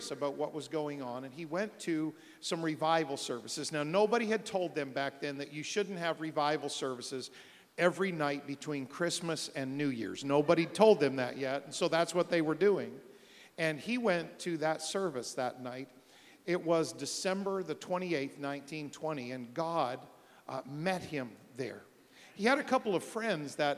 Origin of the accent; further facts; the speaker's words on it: New Brunswick, Canada; I'm from New Brunswick, Canada.